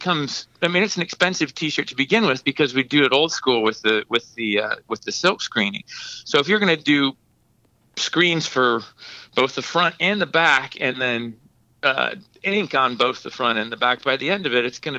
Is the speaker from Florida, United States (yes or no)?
no; Ohio, United States; moved away; I grew up in a small town in Ohio.